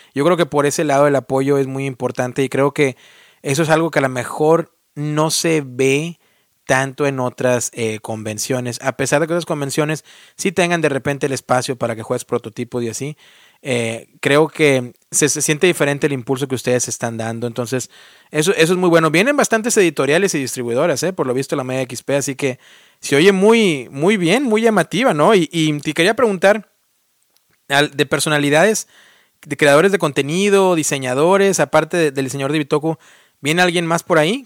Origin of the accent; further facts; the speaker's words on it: Mexico; now in United States; Yo soy el único mexicano